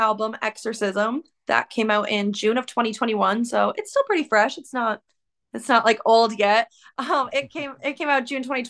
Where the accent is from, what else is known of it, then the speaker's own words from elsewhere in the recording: Canada; I'm from Canada